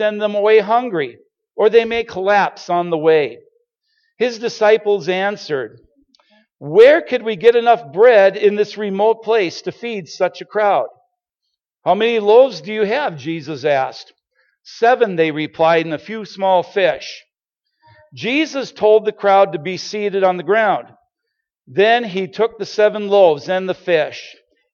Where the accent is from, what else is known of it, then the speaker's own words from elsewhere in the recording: Starbuck, Minnesota, United States; we are originally from Starbuck, Minnesota